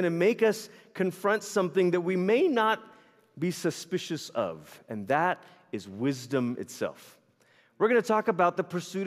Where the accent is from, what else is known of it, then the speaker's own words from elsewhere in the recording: Malaysia; moved away; I grew up in Malaysia. It's where I'm originally from. I was born there, raised there